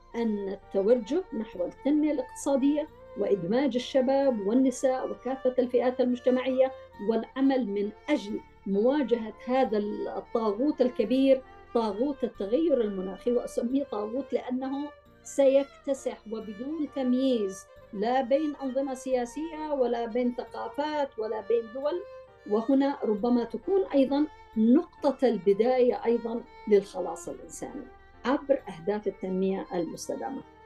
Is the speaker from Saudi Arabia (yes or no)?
no; Yemen; نحن كمجتمع يمني